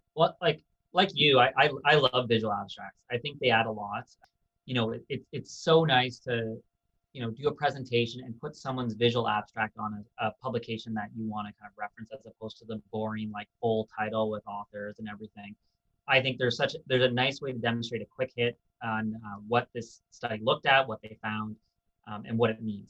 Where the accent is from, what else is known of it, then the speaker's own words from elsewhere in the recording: Canada; also born or lived in United Kingdom / United States; as a Canadian